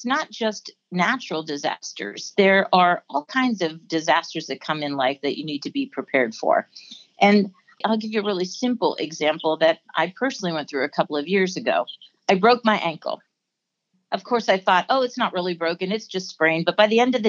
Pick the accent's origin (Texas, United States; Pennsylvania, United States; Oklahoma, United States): Pennsylvania, United States; I grew up in Pennsylvania